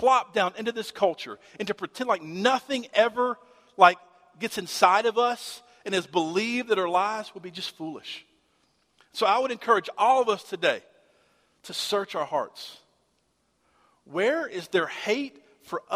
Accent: Shreveport, Louisiana, United States; I grew up in Shreveport, Bossier

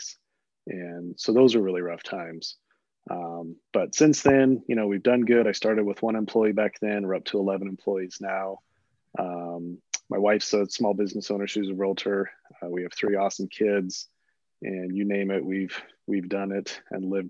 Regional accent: Western Colorado, United States; also born or lived in Delta, Colorado; I was born in Delta, Colorado. So a Western Colorado native.

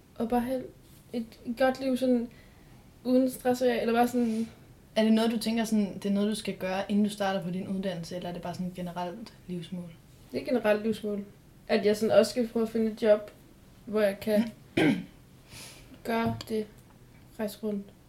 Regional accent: Odense, Southern Denmark, Denmark; Jeg ved bare, at jeg skal flytte væk fra Odense, hvor jeg kommer fra

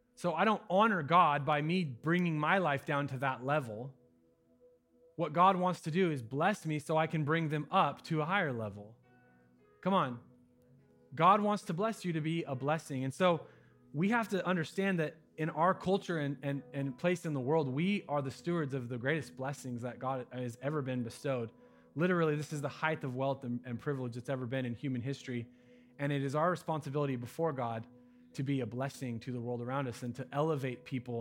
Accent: United States; I'm an American

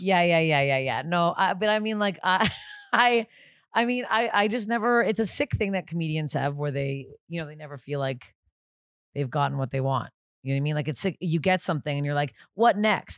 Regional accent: Canada; I'm Canadian, I go by Canadian temperature

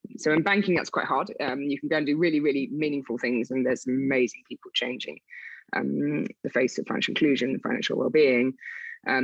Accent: South West England, United Kingdom; accent: Wiltshire; I used to have a Wiltshire accent, to talk about my accent, I lost that really quickly because I got really picked on when I started in the city. So the Wiltshire accent had to go fast, but it sometimes creeps back.

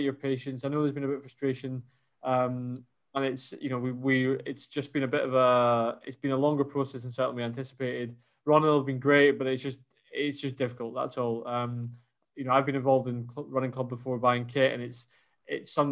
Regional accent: Scotland, United Kingdom; now in Paris, France; me as a Scot

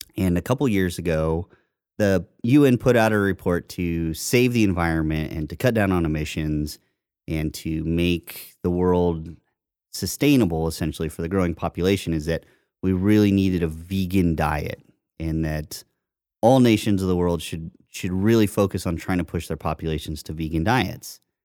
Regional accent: Indiana, United States; I grew up in Indiana, so I would see farms across the street from my house

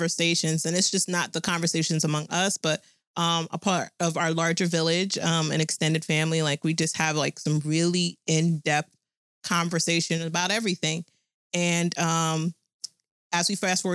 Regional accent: New Jersey, United States; I was born, raised, and still living in Jersey

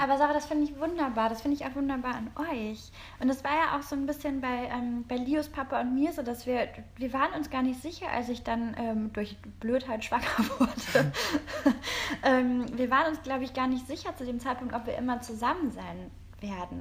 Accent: Rhineland, Germany; now in Berlin, Germany; wir kommen aus dem Rheinland

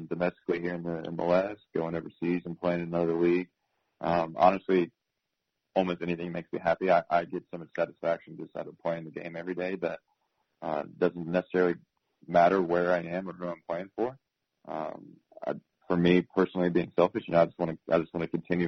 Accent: Raleigh, North Carolina, United States; moved away as an adult; now in Cincinnati, United States; being born and raised in the Carolinas, coming from Raleigh

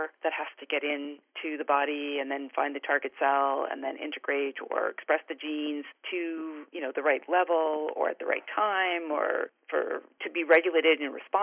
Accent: Canada; moved away as an adult; also born or lived in British Columbia / San Diego; I'm originally Canadian, and I graduated from the University of British Columbia

